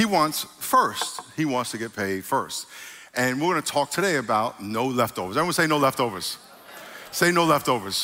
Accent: New York, United States; I'm from New York

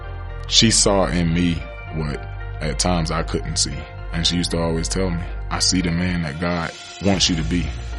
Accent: Pahokee, Florida, United States; my hometown, Pahokee, Florida.

